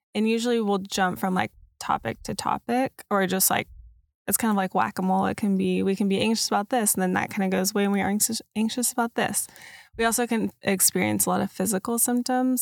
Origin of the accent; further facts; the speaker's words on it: Dallas, Texas, United States; I grew up in Dallas